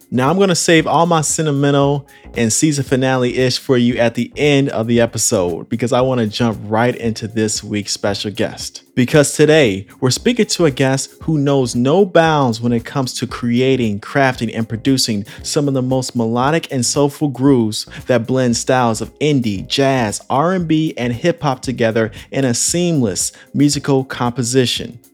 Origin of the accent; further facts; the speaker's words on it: Illinois, United States; now in Orange County, United States; I'm originally from Illinois